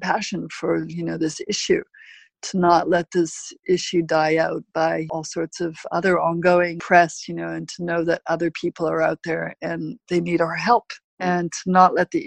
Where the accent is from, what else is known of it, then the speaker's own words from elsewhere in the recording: Vancouver, British Columbia, Canada; I'm from Vancouver, I'm from Canada.